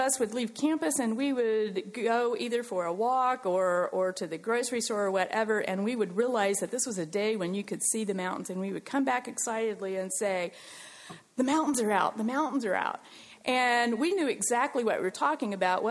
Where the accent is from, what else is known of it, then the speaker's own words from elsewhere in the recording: United States; also born or lived in Switzerland; I'm American